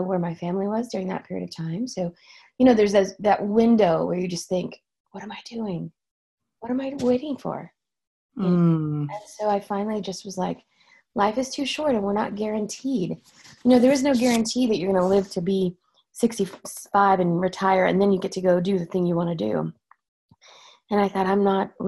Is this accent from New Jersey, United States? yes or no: no; Oklahoma, United States; moved away; I'm from Oklahoma